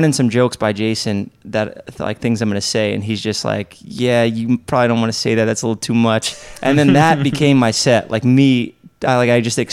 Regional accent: New York, United States; I'm from New York

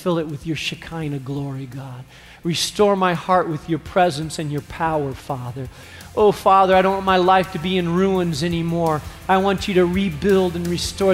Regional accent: Spain; now in Chicago, United States; I grew up in Spain.

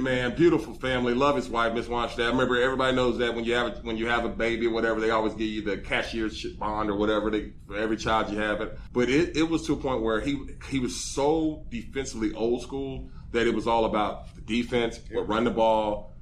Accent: Peach County, Georgia, United States; moved away as an adult; I was raised back in Peach County.

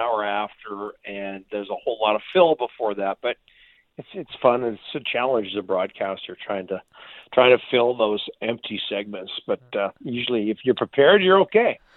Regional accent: Canada; we're Canadian

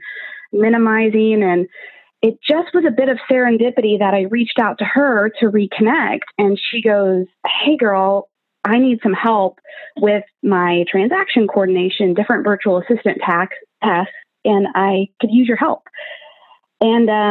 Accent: Kansas City, United States; moved away as an adult; also born or lived in Southern California; now in California, United States; I am born and raised in Kansas City.

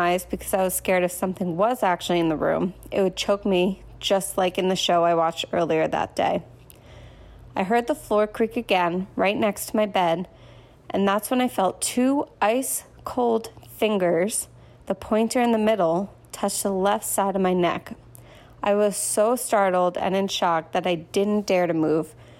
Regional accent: New Jersey, United States; I'm from New Jersey

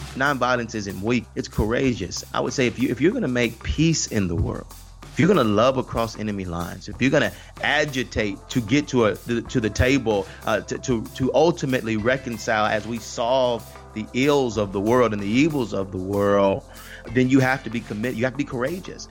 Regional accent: Atlanta, Georgia, United States; I was born, born and raised in Atlanta, Georgia.

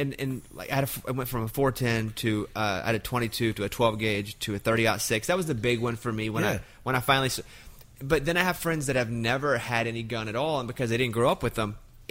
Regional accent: the South, United States; I grew up in the South

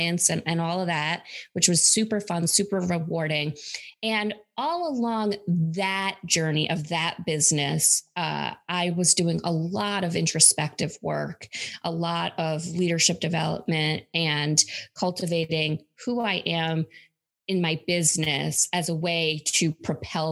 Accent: upstate New York, United States; I grew up in upstate New York.

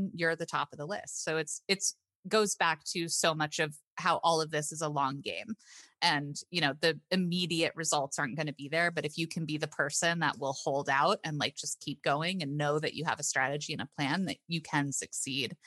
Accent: South Florida, United States; moved away as an adult; also born or lived in Marblehead, Massachusetts; I'm from South Florida and there's like a lot of like verbiage that we use.

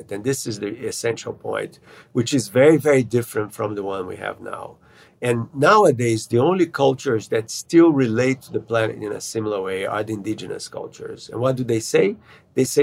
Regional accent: Brazil; moved away; I grew up in Brazil

